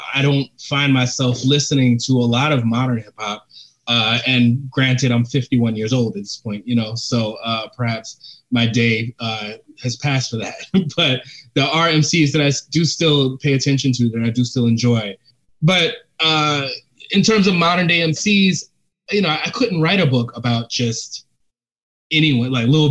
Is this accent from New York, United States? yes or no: yes; New York City, New York, United States; My first book was a memoir about growing up in the Bronx